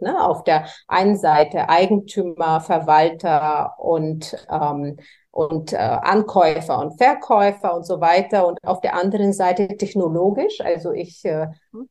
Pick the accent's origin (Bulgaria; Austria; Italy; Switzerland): Bulgaria; Varna, Varna Province; moved away as an adult; also born or lived in United States; now in Germany; in schwierigen wirtschaftlichen Verhältnissen aufgewachsen bin. In Bulgarien, ich komme aus Bulgarien, ähm, aus Varna am Schwarzen Meer.